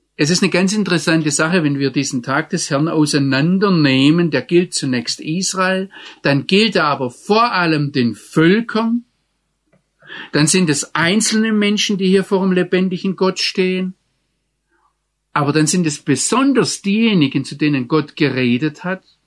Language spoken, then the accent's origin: German; Germany; als Deutscher